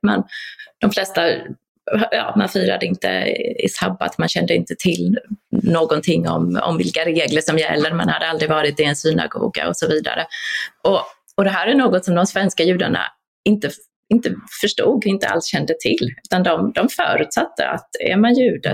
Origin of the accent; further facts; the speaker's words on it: Poland; now in Sweden; vi var alla polska medborgare